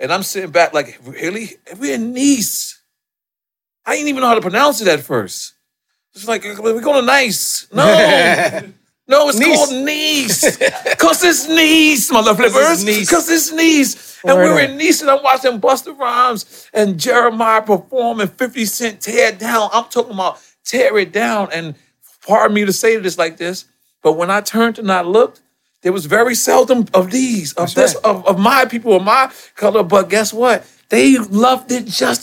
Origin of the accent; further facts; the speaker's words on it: New York City, New York, United States; I'm from Left Back